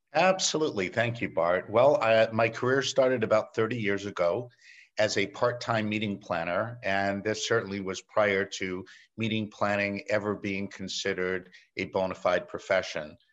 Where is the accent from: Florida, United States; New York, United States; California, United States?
New York, United States; I'm a native New Yorker. I embrace my accent.